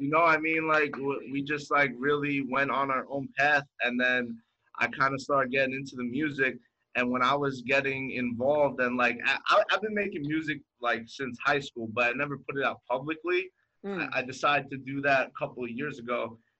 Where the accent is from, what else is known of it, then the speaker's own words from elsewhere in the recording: New York City, New York, United States; moved away as an adult; now in Miami, United States; I grew up in Brooklyn, and I moved down here to Miami about 5 years ago.